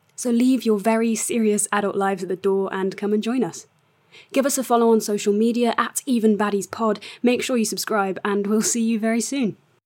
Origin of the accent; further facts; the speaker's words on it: The Wirral, North West England, United Kingdom; I'm a writer from The Wirral